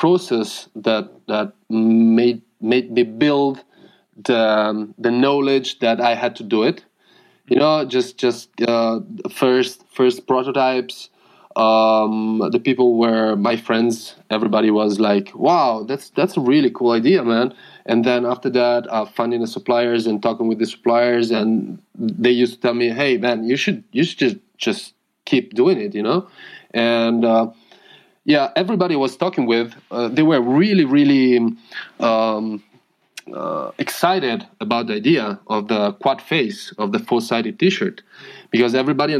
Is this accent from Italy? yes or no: yes; Udine, Friuli-Venezia Giulia, Italy; English is a second language; also born or lived in Rome / Ancona / Germany; So we moved to Udine, the place where I'm talking from, and where I did like something like other 10 years or something.